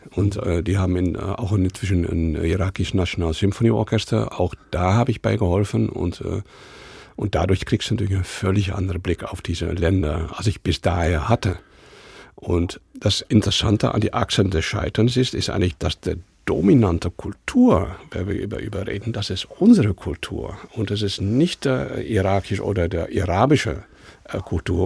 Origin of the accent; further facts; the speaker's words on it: Netherlands; German is a second language; moved away; also born or lived in Amsterdam; als Holländer